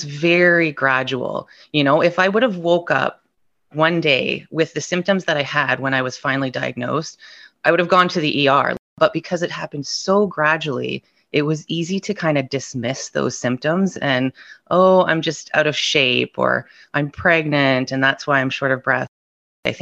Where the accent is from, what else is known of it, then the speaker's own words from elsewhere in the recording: Ontario, Canada; I'm from Ontario, Canada.